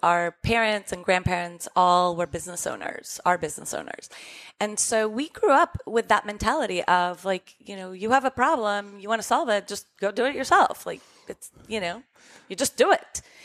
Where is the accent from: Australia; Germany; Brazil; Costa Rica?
Costa Rica; moved away; we grew up in Costa Rica